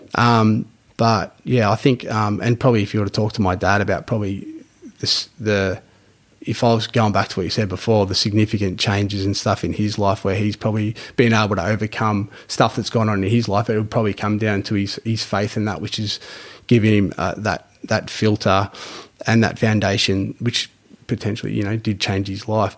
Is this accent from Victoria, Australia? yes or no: yes; Geelong, Victoria, Australia; grew up in East Geelong area back years ago